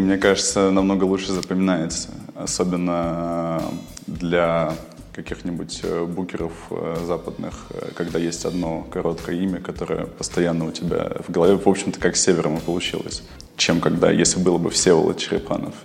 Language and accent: Russian; Kyrgyzstan; now in Russia; я родился в Киргизии и приехал в Россию нелегалом